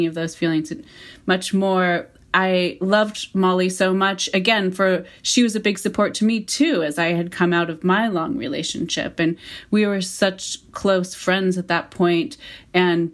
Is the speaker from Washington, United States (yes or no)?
yes; Mount Vernon, Washington, United States; also born or lived in Seattle; we had all of these experiences together as friends when we're growing up in Mount Vernon in high school